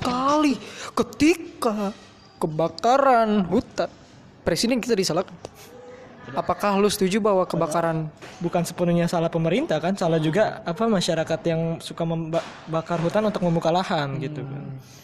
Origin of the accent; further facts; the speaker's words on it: Tangerang, Banten, Indonesia; saya warga Ciledug